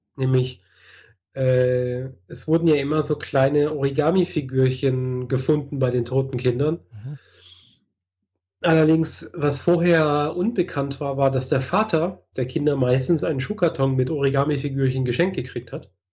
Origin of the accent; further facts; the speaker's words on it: Germany; now in Switzerland; bin aus Deutschland